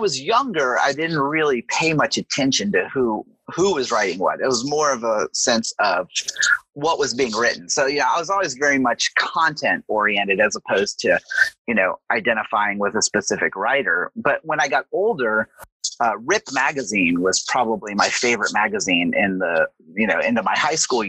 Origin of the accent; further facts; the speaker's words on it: Southern US, United States; And then, you know, I'm from the South. So, you know, why not?